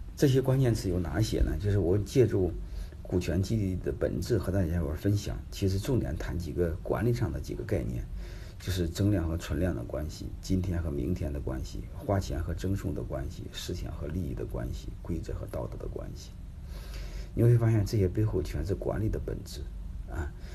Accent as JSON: {"language": "Chinese", "region": "Henan", "country": "China", "moved": "yes", "lives_now": "Jinan, China", "said": "我是河南人，啊，都是老乡嘛"}